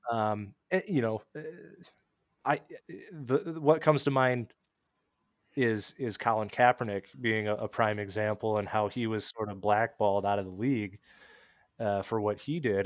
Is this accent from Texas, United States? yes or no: no; Iowa, United States; now in Minnesota, United States; where I grew up in Iowa.